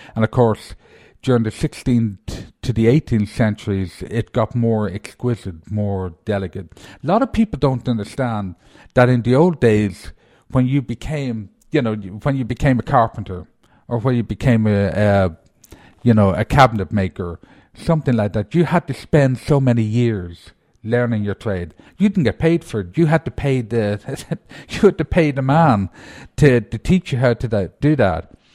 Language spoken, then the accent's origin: English; Ireland; moved away; being Irish